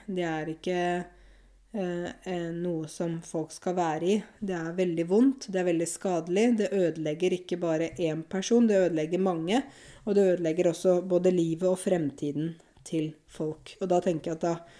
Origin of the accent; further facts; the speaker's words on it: Norway; Jeg bor jo i Norge, jeg er norsk, jeg kjenner jo landet mitt